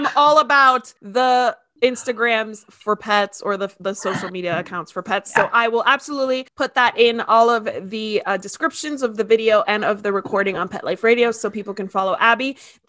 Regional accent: Miami, Florida, United States; I'm from Miami, so I grew up hearing about Romero Brito.

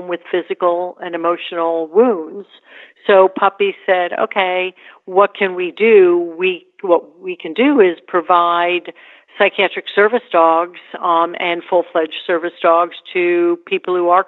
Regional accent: New York, United States; I live in New York. I'm a New Yorker.

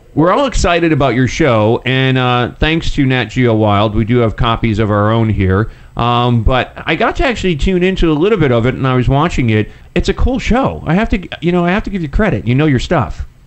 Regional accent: Poland; I'm from Poland

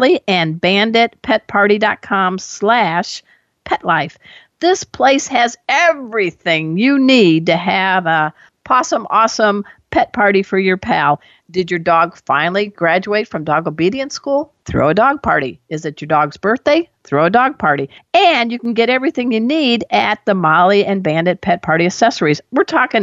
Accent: Chicago, Illinois, United States; I'm from Chicago

